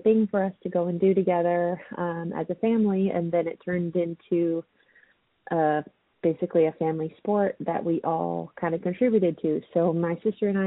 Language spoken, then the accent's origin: English; Caldwell, Idaho, United States; moved away as an adult; also born or lived in Texas / Chandler, Arizona; I was born and raised in Caldwell, Idaho.